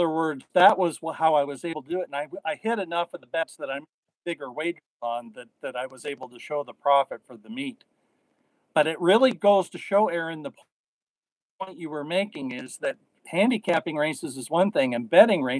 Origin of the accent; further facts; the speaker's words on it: Spokane, Washington, United States; moved away; where I grew up at Playfair in Spokane, Washington